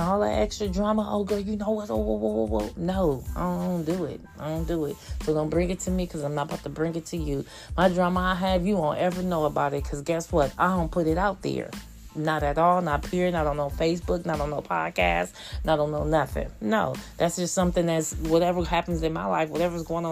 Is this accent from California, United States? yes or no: yes; Oakland, California, United States; we're from Oakland, they from Oakland, born and raised in Oakland